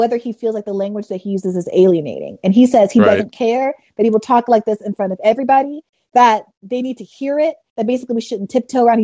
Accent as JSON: {"language": "English", "region": "New York", "country": "United States", "said": "I'm from New York"}